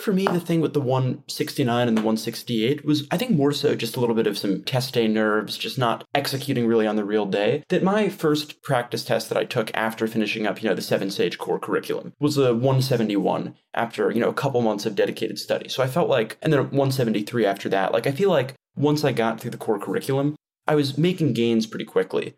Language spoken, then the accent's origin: English; Westchester County, New York, United States; moved away as an adult; also born or lived in Washington, D.C.; now in Taiwan; I'm from New York, born and raised in Westchester County. I lived in New York my entire life